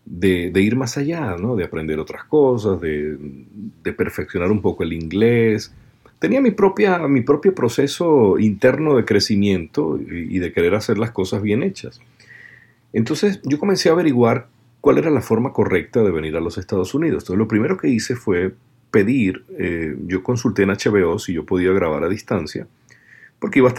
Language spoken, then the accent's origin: Spanish; Guayaquil, Guayas, Ecuador; De Guayaquil. Bueno, yo soy de Guayaquil.